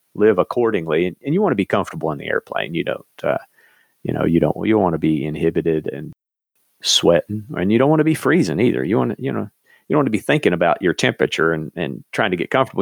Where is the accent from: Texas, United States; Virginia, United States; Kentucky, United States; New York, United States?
Kentucky, United States; eastern; growing up in Kentucky and living, you know, in eastern Kentucky